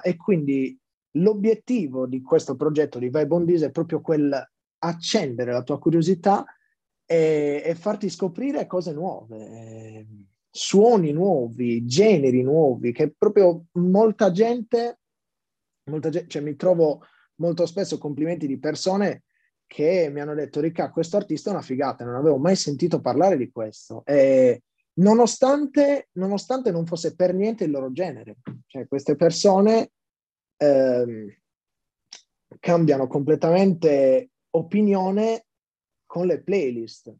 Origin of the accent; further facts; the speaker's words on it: Sassari, Sardinia, Italy; sono nato a Sassari